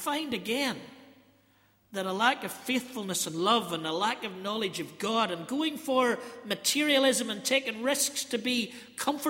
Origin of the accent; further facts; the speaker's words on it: British and Irish, Northern Ireland, United Kingdom; I'm sort of British here and I'm Irish here, and there's somewhere in the middle that I'm both